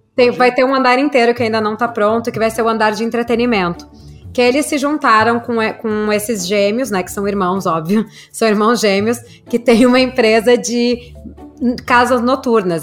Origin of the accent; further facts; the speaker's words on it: Brazil; also born or lived in Porto Alegre; sou do Brasil